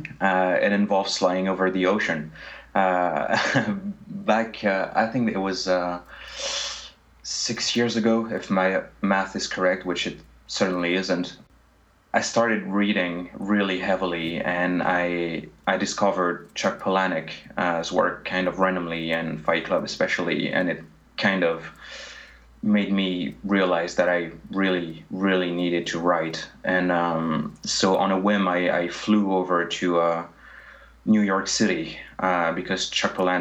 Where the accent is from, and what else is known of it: France; English is a second language